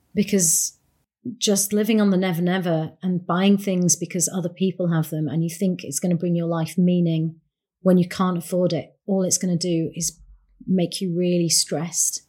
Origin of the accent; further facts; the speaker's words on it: Bradford, Yorkshire and the Humber, United Kingdom; now in London, United Kingdom; a young Asian woman growing up in Bradford, a Punjabi woman, a Yorkshire lass